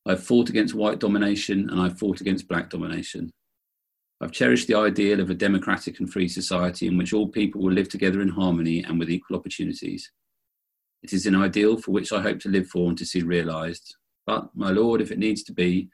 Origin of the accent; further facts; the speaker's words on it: Bracknell, South East England, United Kingdom; I grew up in Bracknell in the UK in the 70s and 80s